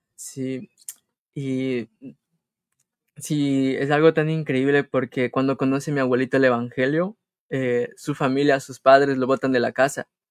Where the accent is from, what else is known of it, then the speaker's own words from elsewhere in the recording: Colta, Chimborazo, Ecuador; now in United States; Somos hermanos y somos de Ecuador, de la provincia del Chimborazo, del cantón Colt.